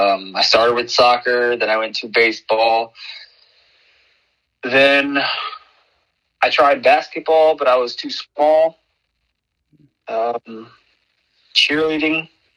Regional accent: New York, United States; now in Orlando, United States; In New York. I grew up in New York.

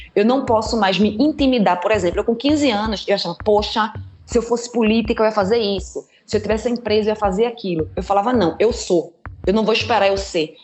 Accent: Recife, Pernambuco, Brazil; moved away as an adult; now in Germany; Eu sou de Recife originalmente. Eu nasci no Morro da Conceição, me criei entre Morro da Conceição, Linha do Tiro, Água Fria, Canal do Arruda, daí a minha área

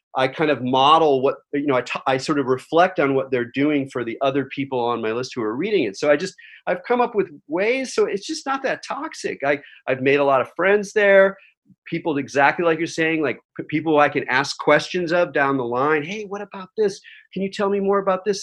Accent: Southern California, United States; I grew up in Southern California

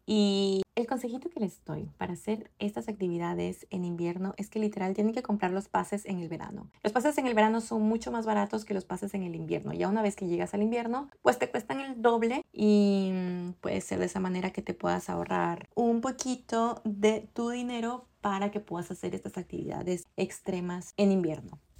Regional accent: Ecuador; now in Canada; yo soy de Ecuador y no tenía una vida tan ocupada como la tengo acá en Canadá

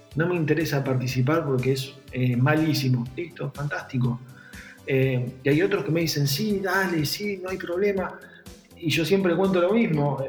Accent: San Nicolás de los Arroyos, Buenos Aires Province, Argentina; yo soy de provincia de Buenos Aires, de, San Nicolás

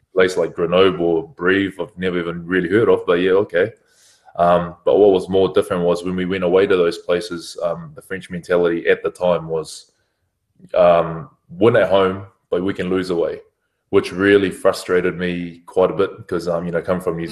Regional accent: New Zealand; moved away as an adult; now in France; I'm a Kiwi lad

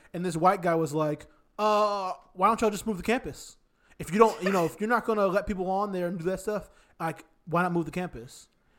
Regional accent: Virginia, United States; I'm from Virginia, but that's what Northern Virginia is for.

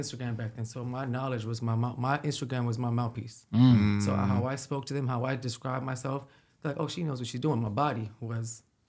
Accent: Cleveland, Ohio, United States; born there; Okay, well, I was born in Cleveland, Ohio.

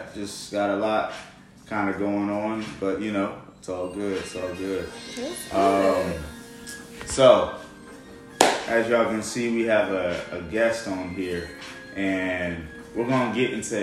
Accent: Austell, Georgia, United States; also born or lived in Florida; I was born and raised Austell, Mableton area. I just lived in Florida for 5 years.

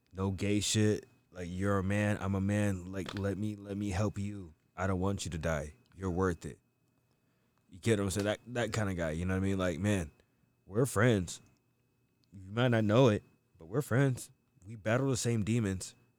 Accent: United States; I'm not African, I'm from America

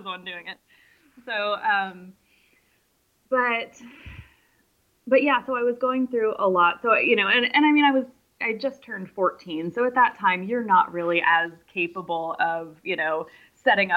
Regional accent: San Francisco, California, United States; I grew up in San Francisco

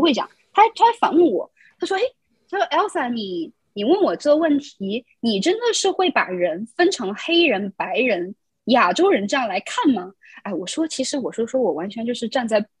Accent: China; moved away as an adult; also born or lived in Queens, New York, United States; now in New York, United States; 我在大陆长大，然后我再来美国读书

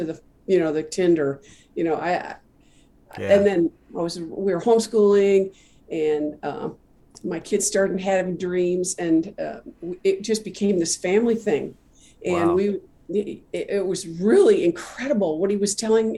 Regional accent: Midwest, United States; now in Dallas, United States; I was not from Dallas, so I was raised in a little town in the Midwest

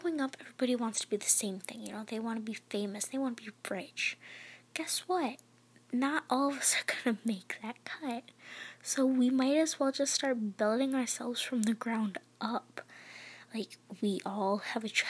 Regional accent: Michigan, United States; I am from Michigan

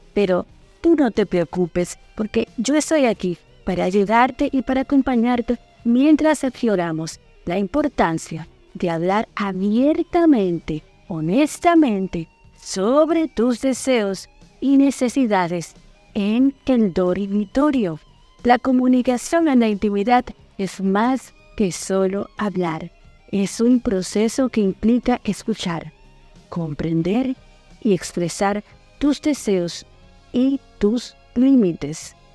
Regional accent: Dominican Republic; now in Buenos Aires, Argentina; una dominicana orgullosa y muy feliz de estar aquí en Buenos Aires, Argentina

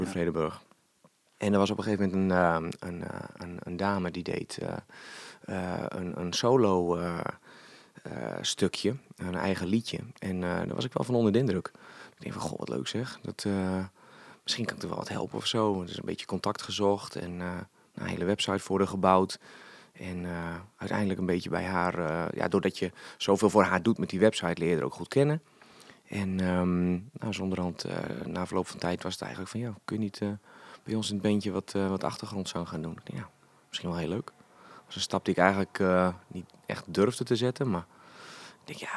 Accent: Hoogeveen, Drenthe, Netherlands; Ik, eh, ik kom uit Hogeveen en ik doe Woody Woodpecker na.

